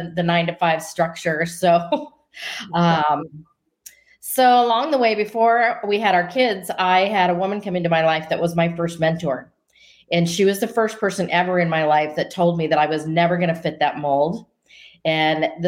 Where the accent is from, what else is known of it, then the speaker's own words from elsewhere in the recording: Denver, Colorado, United States; moved away as an adult; now in Scottsdale, United States; I grew up in Denver, Colorado, and now live in Scottsdale, Arizona